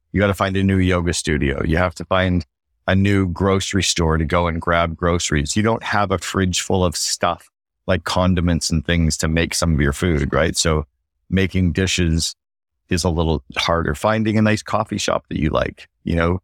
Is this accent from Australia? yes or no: no; Canada; now in Barbados; as a Canadian